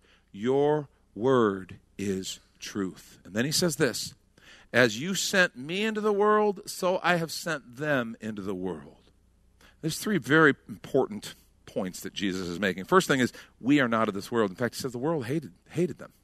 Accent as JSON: {"language": "English", "country": "United States", "said": "us as Americans"}